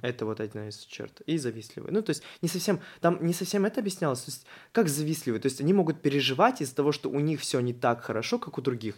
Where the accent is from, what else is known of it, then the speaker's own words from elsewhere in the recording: Chuvashia, Russia; У нас целых три моста. Это в Чебоксарах